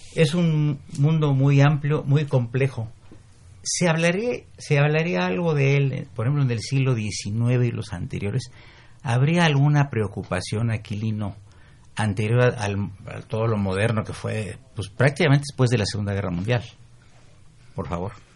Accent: Mexico City, Mexico; se, inundaba el centro de la ciudad. Ahí Pino Suárez y cerca del Zócalo se inundaba

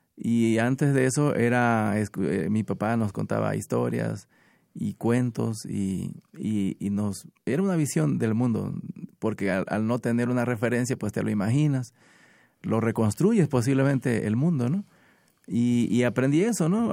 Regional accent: Minatitlán, Veracruz, Mexico; vengo de Minatitlán

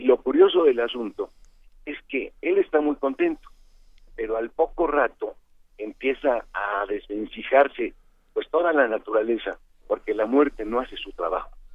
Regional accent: Mexico; como mexicanos

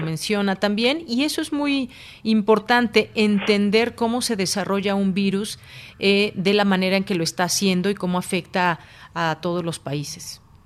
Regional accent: Mexico; como mexicanos

